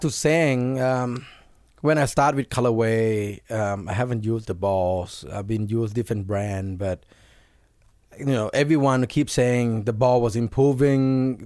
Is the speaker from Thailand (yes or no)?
yes; Thailand; it's really similar to my home country.